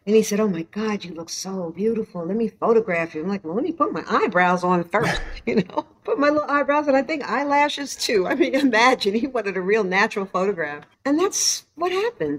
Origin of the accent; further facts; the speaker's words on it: New York City, New York, United States; growing up in Harlem on 116th Street